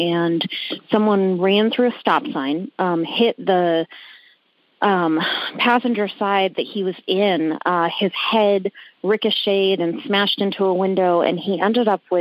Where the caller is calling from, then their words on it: Rhode Island, United States; I am calling from Rhode Island